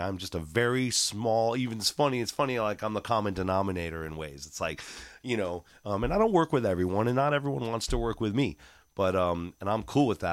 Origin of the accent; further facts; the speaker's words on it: Chicago, Illinois, United States; also born or lived in Los Angeles; now in Humboldt County, United States; I'm from Chicago. I moved here in ninety-seven.